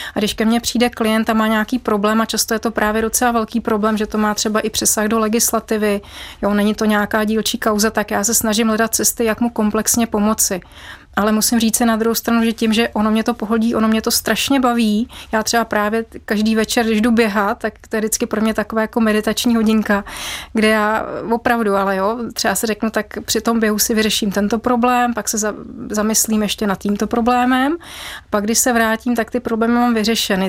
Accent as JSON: {"language": "Czech", "region": "Bavaria", "country": "Germany", "tie": "born or raised there", "moved": "yes", "lives_now": "Czech Republic", "said": "mám rodinu v Německu a vyrůstala jsem v Bavorsku"}